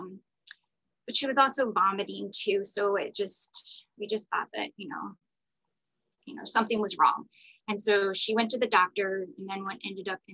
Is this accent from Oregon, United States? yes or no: no; Florida, United States; moved away as an adult; now in Atlanta, United States; I live in Atlanta, Georgia, but I am from Florida. I am a Florida girl, born and raised